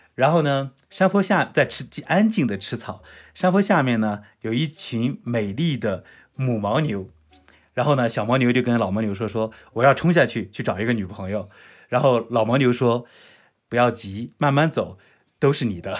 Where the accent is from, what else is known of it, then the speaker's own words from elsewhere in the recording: Zhucheng, Shandong, China; now in Lhasa, China; 现在三十岁，呃，来自山东，呃，山东诸城